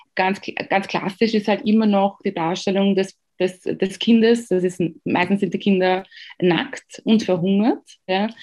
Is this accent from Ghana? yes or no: yes; Ghana; now in Austria; ich komme aus Ghana.